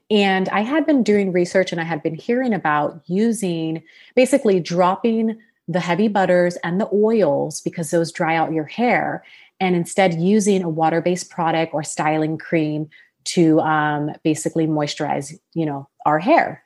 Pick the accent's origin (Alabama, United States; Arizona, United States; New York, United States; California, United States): California, United States; Sacramento; born or raised there; also born or lived in Los Angeles, California